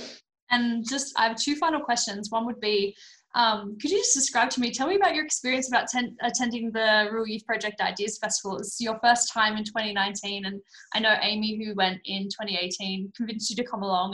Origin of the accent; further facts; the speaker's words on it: Australia; I'm an Australian